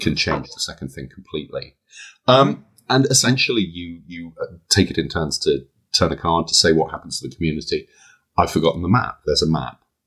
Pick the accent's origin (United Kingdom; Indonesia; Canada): United Kingdom; I'm British